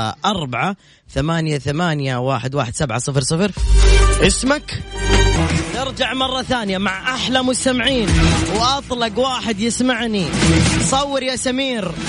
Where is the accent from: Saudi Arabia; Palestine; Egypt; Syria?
Saudi Arabia; Jeddah, Makkah Province; من وين انت من مدينه من جده من جده